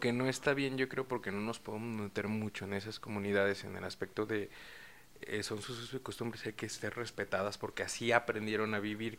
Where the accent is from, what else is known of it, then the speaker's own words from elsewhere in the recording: Mexico; Somos demasiados mexicanos